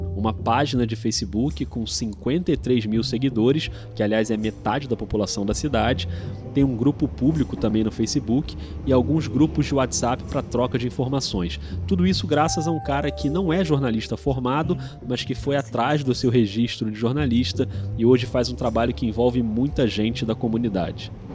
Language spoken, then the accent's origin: Portuguese; Rio de Janeiro, Brazil; accent: carioca; como um bom carioca